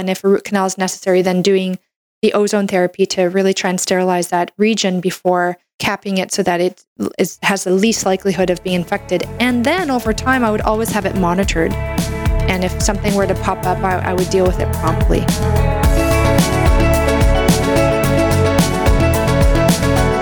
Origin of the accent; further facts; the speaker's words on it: Canada; I'm a Canadian medical doctor